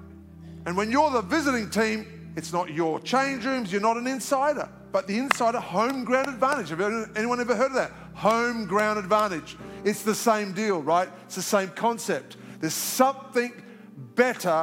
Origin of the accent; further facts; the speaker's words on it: Australia; moved away as an adult; now in Alpharetta, United States; I'm an Aussie, so I just speak it straight